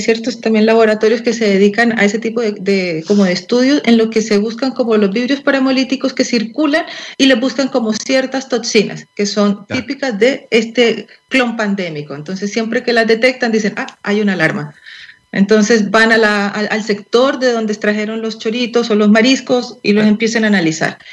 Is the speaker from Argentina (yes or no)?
no; Colombia; now in Chile; yo soy colombiana y en Colombia